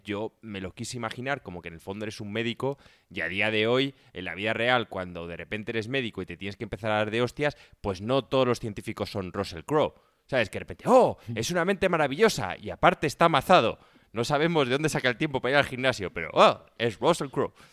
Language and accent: Spanish; Spain; nosotros somos como buenos españoles, tío, pata negra.